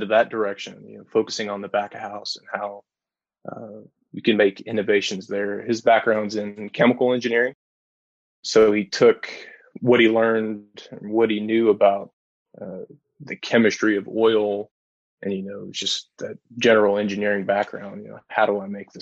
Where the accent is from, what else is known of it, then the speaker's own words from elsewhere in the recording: Lebanon, Kentucky, United States; I grew up in Central Kentucky, grew up in Lebanon, went to school, Marion County High School.